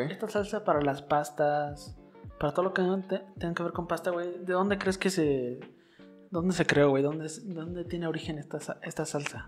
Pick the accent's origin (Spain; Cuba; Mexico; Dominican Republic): Mexico; nosotros como mexicanos